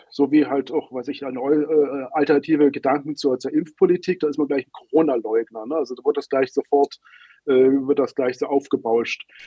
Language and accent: German; Berlin, Germany; now in Hungary; Allein in meiner Heimatstadt Berlin letztes Jahr